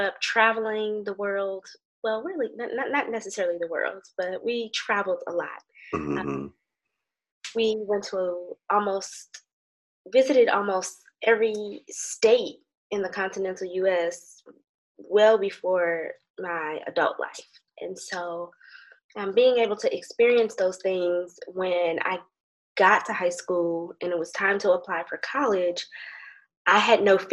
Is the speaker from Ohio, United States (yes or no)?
yes; Hudson, Ohio, United States; moved away as an adult; also born or lived in Hampton, Virginia; I grew up in Ohio in a small town called Hudson